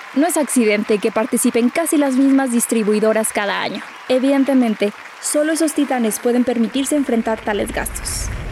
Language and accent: Spanish; Mexico; como mexicanos o latinos